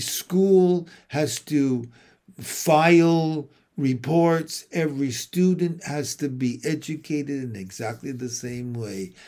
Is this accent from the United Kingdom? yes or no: no; St. Catharines, Ontario, Canada; here in my hometown of Saint Catharines